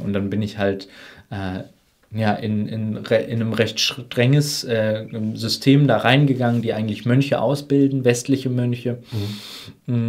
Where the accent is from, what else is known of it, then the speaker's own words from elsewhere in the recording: Germany; wir als, gerade als Deutsche